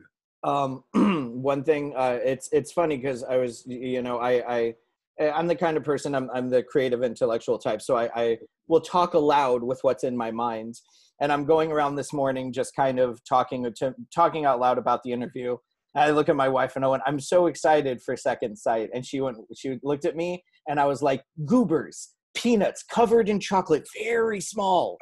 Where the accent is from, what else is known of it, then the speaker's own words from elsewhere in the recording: California, United States; I'm from California, been California based my whole life